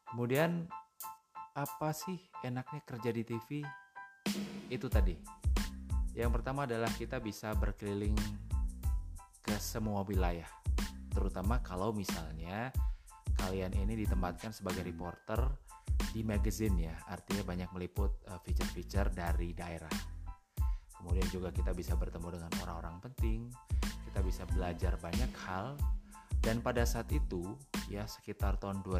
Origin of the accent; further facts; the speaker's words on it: Yogyakarta, Special Region of Yogyakarta, Indonesia; gue dari Yogyakarta, kemudian background gue juga sarjana ekonomi